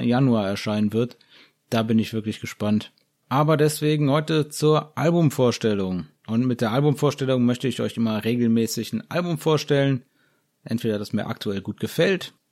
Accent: Germany; bei uns in Deutschland

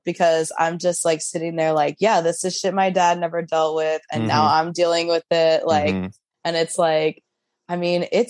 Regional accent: Tulsa, Oklahoma, United States; moved away as an adult; now in New York, United States; I grew up in Oklahoma

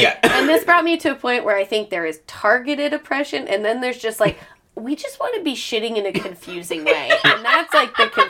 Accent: Montana, United States; I'm from Montana, the Freeman.

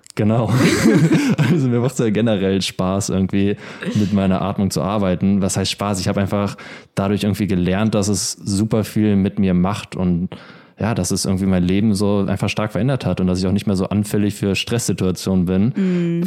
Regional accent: Germany; ich bin in der Ostsee aufgewachsen

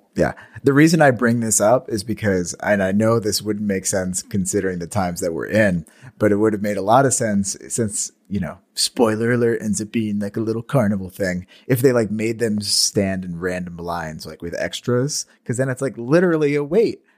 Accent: Marcellus, United States; in my hometown, Rock and Bowl on the weekends

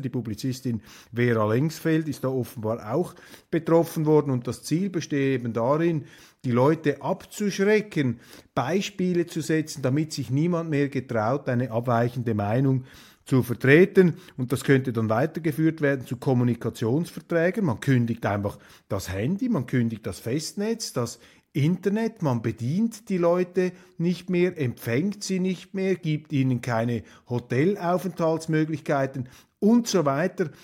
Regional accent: Switzerland; als Schweizer

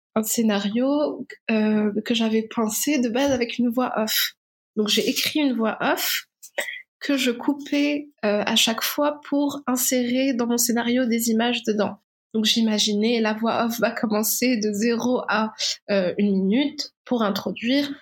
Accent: Morocco; moved away as an adult; je suis née, j'ai vécu au Maroc jusqu'à ma majorité.

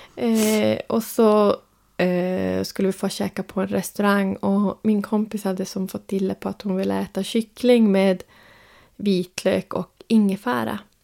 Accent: Sweden; jag är uppvuxen och född i Sverige

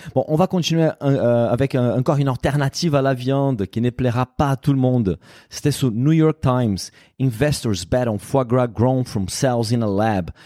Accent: Brazil; French is a second language; moved away; en tant que Brésilien

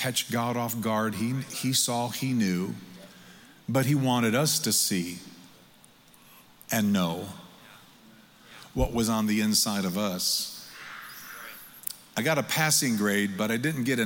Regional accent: Michigan, United States; now in Missouri, United States; I come from Michigan, where it's so cold it takes you an hour to preach what you could have said in 30 minutes. I've lived in Missouri now for 17 years

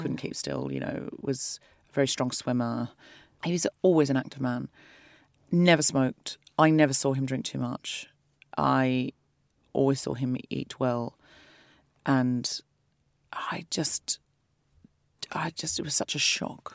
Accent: Australia; moved away; I'm from Australia

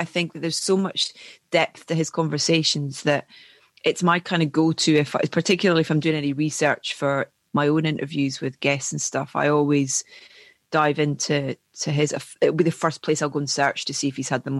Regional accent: Scotland, United Kingdom; because I'm Scottish

